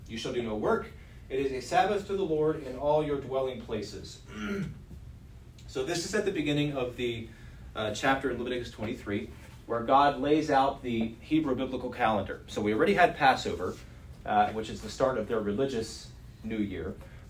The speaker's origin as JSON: {"language": "English", "town": "Stamford", "region": "Connecticut", "country": "United States", "tie": "born or raised there", "said": "Whether I'm spending Shabbat in Washington, D.C., or in my hometown of Stamford, Connecticut"}